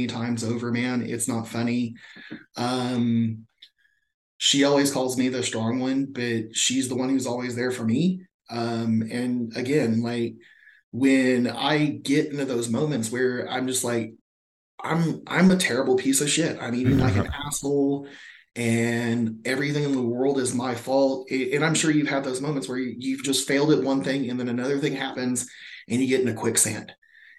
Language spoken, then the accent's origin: English; Mesquite, Texas, United States; growing up in Texas